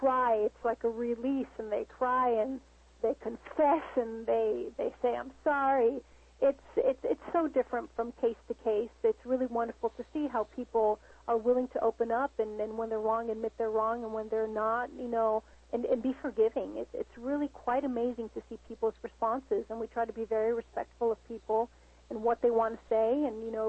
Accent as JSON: {"language": "English", "country": "United States", "said": "as a Latina, you know, I am an American, I am Latina. I always say I'm 50-50."}